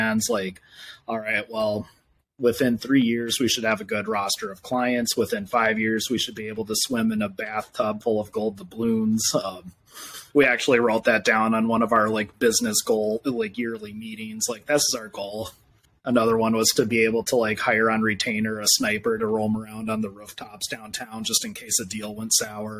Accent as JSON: {"language": "English", "town": "Minneapolis", "region": "Minnesota", "country": "United States", "tie": "born or raised there", "also_born_or_lived": "Indiana", "said": "I'm from Minneapolis, Minnesota. I've lived here since I was 10. I lived in Indiana before"}